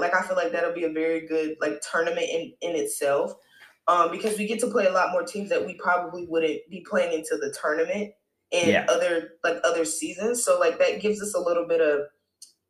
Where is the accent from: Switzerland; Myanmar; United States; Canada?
United States; Raleigh, North Carolina; because I'm from North Carolina and I'm from Raleigh